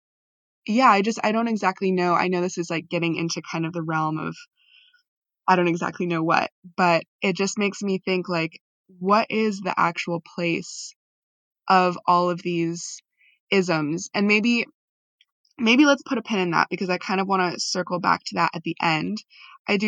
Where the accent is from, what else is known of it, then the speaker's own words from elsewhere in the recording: United States; as a Filipino American